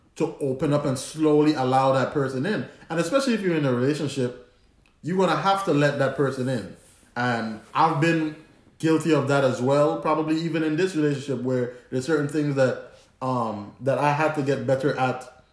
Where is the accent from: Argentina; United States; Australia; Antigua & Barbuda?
Antigua & Barbuda; accent: Antiguan; my Antiguan accent